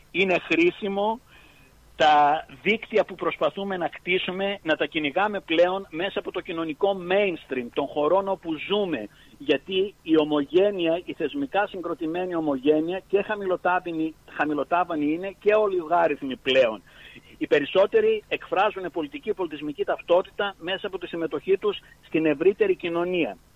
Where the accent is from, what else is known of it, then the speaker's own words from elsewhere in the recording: Greece; born there; γράμματα την περιουσία μου τα 7 ώρα, 7 μέρες, τα 12 ώρα, 7 μέρε την εβδομάδα τον αγώνα μιας ζωής επειδή γεννήθηκα στην Ελλάδα.